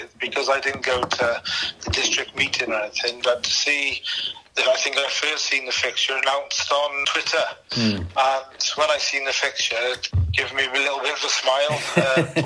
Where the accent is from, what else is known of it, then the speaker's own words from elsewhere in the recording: Tenby, Wales, United Kingdom; I'm from Tenby